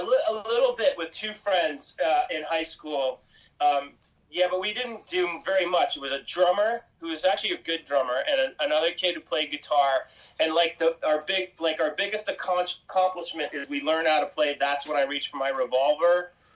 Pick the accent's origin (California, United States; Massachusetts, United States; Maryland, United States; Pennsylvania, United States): Massachusetts, United States; Cape Cod; I grew up in Cape Cod, Massachusetts